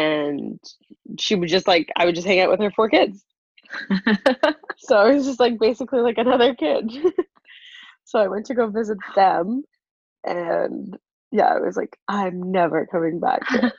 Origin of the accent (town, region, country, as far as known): Ottawa, Ontario, Canada